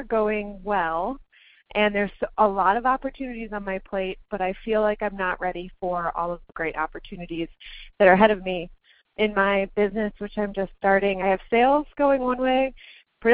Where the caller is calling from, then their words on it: Minneapolis, Minnesota, United States; I'm calling from Minneapolis.